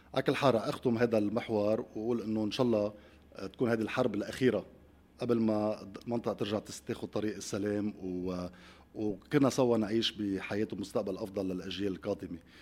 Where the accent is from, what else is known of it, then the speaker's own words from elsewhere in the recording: Lebanon; نحن عندنا قدره كلبنانيين